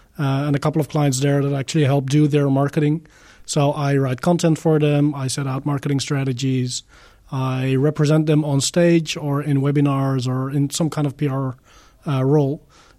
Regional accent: Netherlands; I am from the Netherlands. I live in the region of Eindhoven.

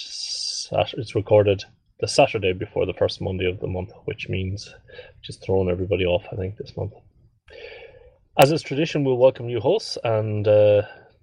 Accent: Ireland; moved away

